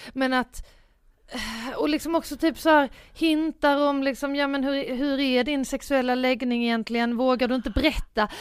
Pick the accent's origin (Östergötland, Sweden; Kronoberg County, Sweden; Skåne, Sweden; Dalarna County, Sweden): Skåne, Sweden; Båstad; moved away; jag var hemma på Bjärehalvön och ja. Båstad som jag kommer ifrån, som mm. är ju mm. en ganska liten